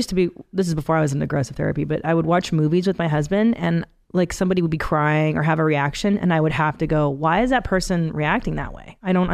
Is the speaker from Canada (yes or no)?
yes; Canada; I was born in Canada, but they escaped from Hungary in 69.